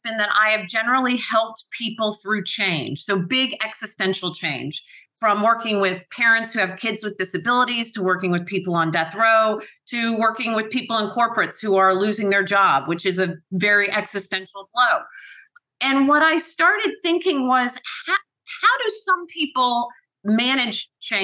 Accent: Atlanta, Georgia, United States; moved away as an adult; also born or lived in Cape Cod / Belfast / Nice; now in London, United Kingdom; I was born and raised in Atlanta

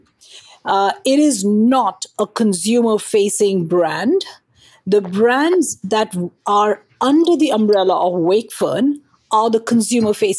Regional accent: India; now in New Jersey, United States; I am from India originally, and continue to be Indian at heart while I'm American as a citizen.

